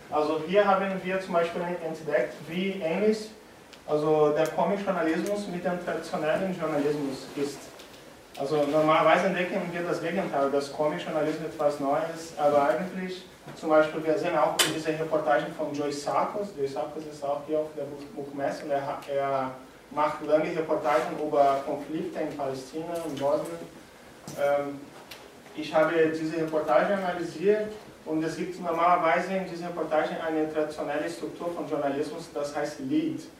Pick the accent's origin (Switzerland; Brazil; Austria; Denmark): Brazil; German is a second language; Also ich komme aus Brasilien, wenn, äh, wenn Sie etwas nicht so gut verstehen können, dann sagen Sie mir bitte Bescheid, ich versuche anders zu sagen.